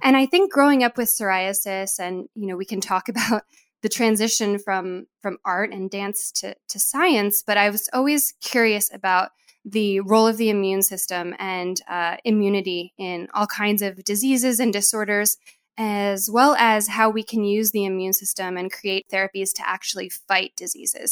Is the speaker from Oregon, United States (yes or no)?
no; New York, United States; I'm from New York